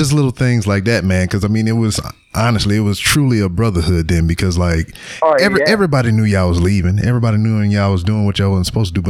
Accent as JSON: {"language": "English", "region": "Louisiana", "country": "United States", "moved": "as an adult", "said": "we're both from Louisiana."}